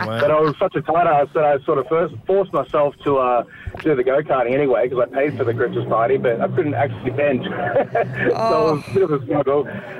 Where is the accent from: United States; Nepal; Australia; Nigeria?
Australia; I'm Australian.